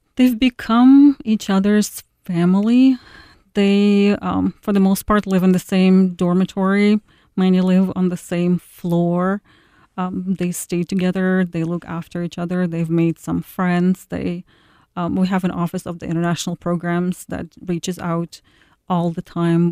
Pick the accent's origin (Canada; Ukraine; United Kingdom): Ukraine; now in Iowa, United States; One of the girls is from my hometown